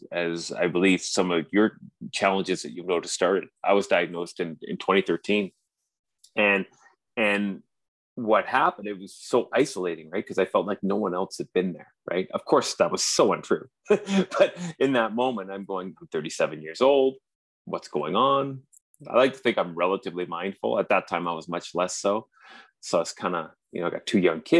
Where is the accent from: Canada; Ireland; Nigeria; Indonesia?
Canada; accent: strong Canadian; now in Vancouver, Canada; as you can tell by my strong Canadian accent, I'm in Vancouver, British Columbia